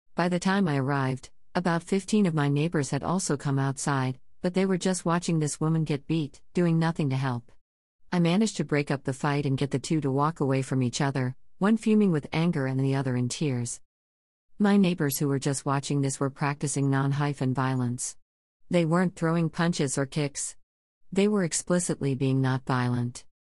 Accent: Japan; My home country of Japan

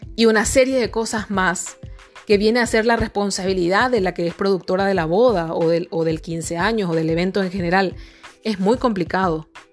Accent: Paraguay; yo soy de la República del Paraguay y aquí en el Paraguay

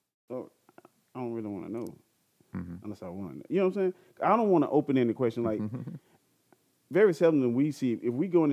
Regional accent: Georgia, United States; also born or lived in the South; now in California, United States; I'm from Georgia

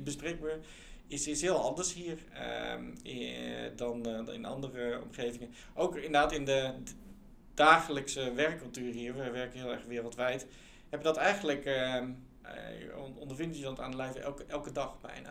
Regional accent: Netherlands; moved away as an adult; also born or lived in England / United States; ik was letterlijk de enige Nederlander

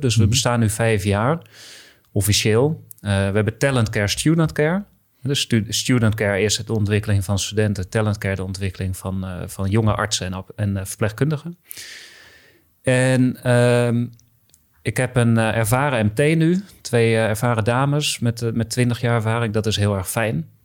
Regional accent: Heerhugowaard, North Holland, Netherlands; ik kom uit Herengewaard, dus eh, ook al West-Friesland genoemd

